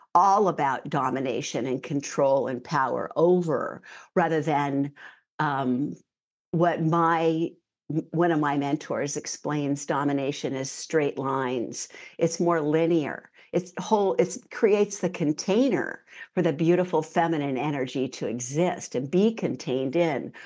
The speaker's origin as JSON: {"language": "English", "area": "San Francisco Bay Area", "region": "California", "country": "United States", "tie": "born or raised there", "moved": "as an adult", "lives_now": "New Zealand", "said": "I grew up in the San Francisco Bay Area"}